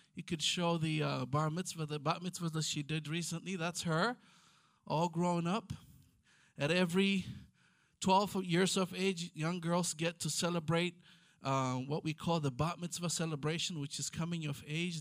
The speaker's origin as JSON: {"language": "English", "country": "Ethiopia", "first_language": "Amharic", "second_language": "English", "moved": "yes", "lives_now": "Israel", "said": "I'm from Ethiopia"}